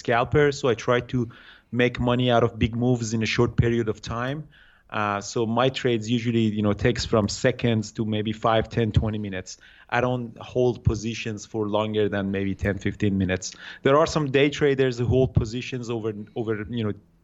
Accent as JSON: {"language": "English", "country": "Iran", "tie": "born or raised there", "moved": "as an adult", "lives_now": "Vancouver, Canada", "said": "I grew up in Iran. I did my study in Iran"}